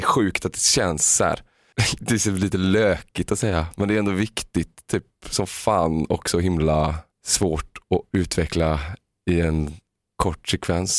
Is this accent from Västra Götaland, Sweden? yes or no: yes; Uddevalla, Västra Götaland, Sweden; jag är en arbetarklassunge från Uddevalla